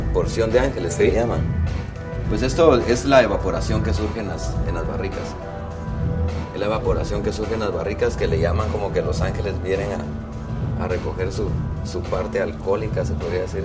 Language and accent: Spanish; Santa Rosa, Guatemala; moved away; soy de Santa Rosa